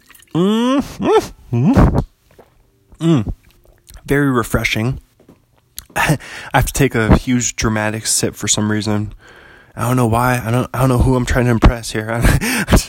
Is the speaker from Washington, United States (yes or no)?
yes; Bothell, Washington, United States; pretty close to my hometown, only about 45 minutes from Bothell.